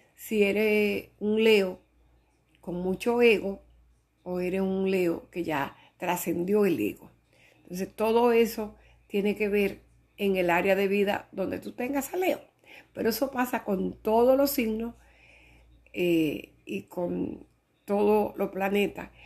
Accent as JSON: {"language": "Spanish", "country": "Dominican Republic", "said": "soy dominicana"}